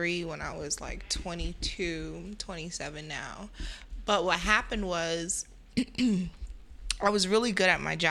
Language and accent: English; New York City, New York, United States; also born or lived in Crown Heights / Bed-Stuy; I'm Jamaican. I was raised in Flatbush.